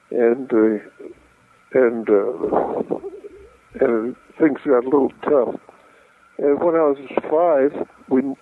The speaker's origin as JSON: {"language": "English", "town": "San Francisco", "region": "California", "country": "United States", "tie": "born there", "said": "I was born in San Francisco"}